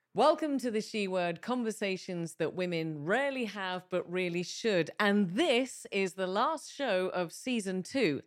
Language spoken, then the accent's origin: English; England, United Kingdom; moved away as an adult; now in Malta; as a Brit, who grew up in the U K. I've been here seventeen years, but my formative years were in the U K.